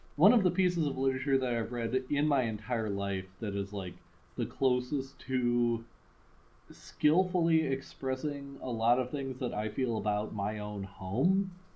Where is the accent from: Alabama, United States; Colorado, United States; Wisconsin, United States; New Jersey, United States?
Wisconsin, United States; Madison; we're from Madison.